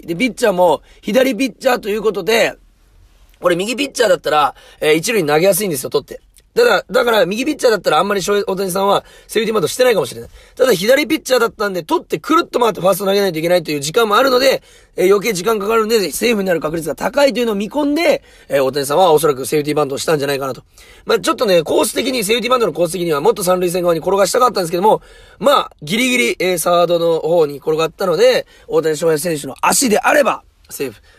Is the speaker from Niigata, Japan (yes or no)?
no; Munakata, Fukuoka, Japan; 宗方出身なんで